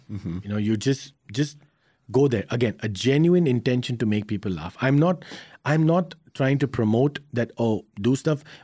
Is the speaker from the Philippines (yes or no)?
no; India; I, I, come from a very very interesting background uh, as an Indian.